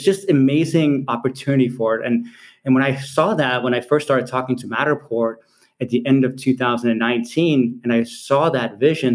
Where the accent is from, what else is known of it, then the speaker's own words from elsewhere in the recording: Copenhagen, Capital Region of Denmark, Denmark; moved away as an adult; now in Silicon Valley, United States; I'm from Copenhagen, Denmark originally, even though I spent the last 20 years of my career in Silicon Valley